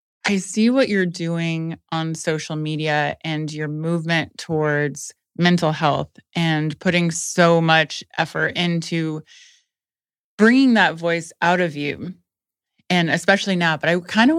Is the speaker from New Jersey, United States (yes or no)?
no; Indiana, United States; I'm from Indiana